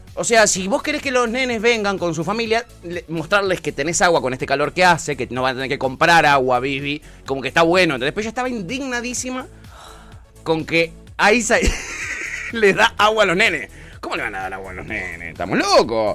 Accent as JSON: {"language": "Spanish", "region": "Buenos Aires", "country": "Argentina", "tie": "born or raised there", "said": "cuando era chico en el Parque Chacabuco"}